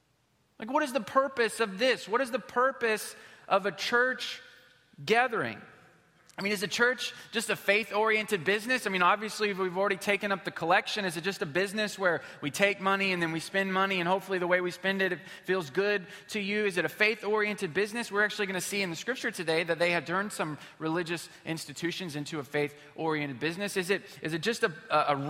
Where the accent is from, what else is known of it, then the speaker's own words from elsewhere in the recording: Houston, Texas, United States; we're from Houston, Texas